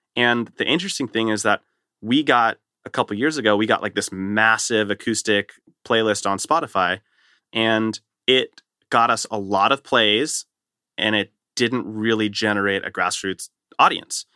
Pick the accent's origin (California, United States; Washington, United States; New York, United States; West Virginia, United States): California, United States; Southern; I grew up in Southern California